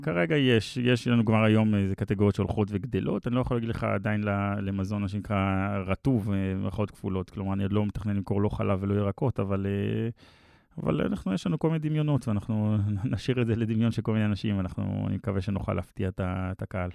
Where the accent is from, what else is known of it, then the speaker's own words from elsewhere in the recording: Israel; also born or lived in Palo Alto, United States / Mevaseret Zion / Herzliya; now in Tel Aviv, Israel; גדלתי במבשרת, אז ביתר והפועל כן. וכדורסל, ובאמת במהלך החיים ההורים שלי התגרשו, אז בעצם עברתי להרצליה, ואז גדלתי חצי מהחיים בהרצליה